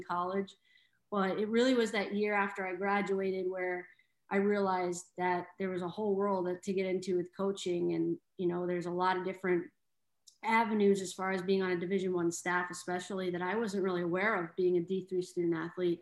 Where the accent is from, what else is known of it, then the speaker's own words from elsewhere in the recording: Sharon, Massachusetts, United States; moved away as an adult; also born or lived in Bronx, New York; I'm from Sharon, Mass. So I was a 22-year-old moving to the Bronx